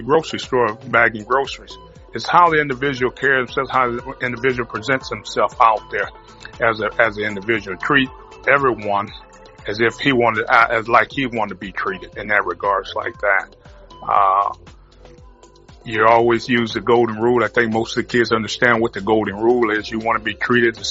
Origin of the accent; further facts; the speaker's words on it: Detroit, Michigan, United States; moved away as an adult; also born or lived in New Orleans; Detroit, where I was born and raised up there in Michigan. Was able to finish my career at home